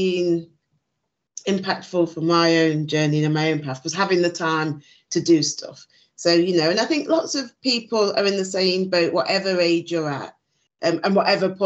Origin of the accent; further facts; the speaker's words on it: Nottinghamshire, East Midlands, United Kingdom; growing up in the UK, I grew up in Nottinghamshire.